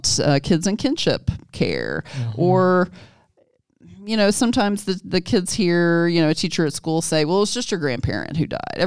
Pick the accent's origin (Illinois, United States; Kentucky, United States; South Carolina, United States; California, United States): Kentucky, United States; moved away as an adult; also born or lived in Jackson, Mississippi; my home state of Kentucky.